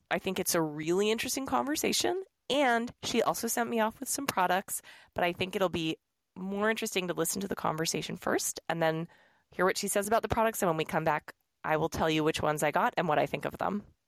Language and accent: English; New York City, New York, United States; moved away; New York City, my hometown